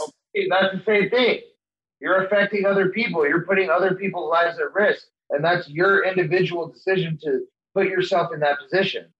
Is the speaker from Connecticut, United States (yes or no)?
no; El Paso, Texas, United States; my hometown of El Paso, Texas